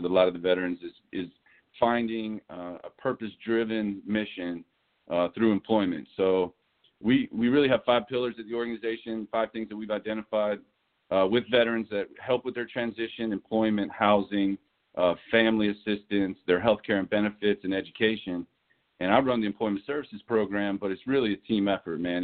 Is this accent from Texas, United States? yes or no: no; Los Angeles, California, United States; moved away; also born or lived in East Tennessee / Fayetteville, North Carolina / Charlottesville, Virginia / Greenville; I grew up in Los Angeles, California. I was born and raised out there.